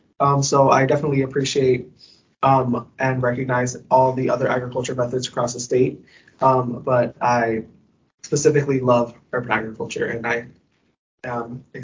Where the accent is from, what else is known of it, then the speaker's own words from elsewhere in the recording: New York City, New York, United States; I do not have an agriculture background. I'm from New York City.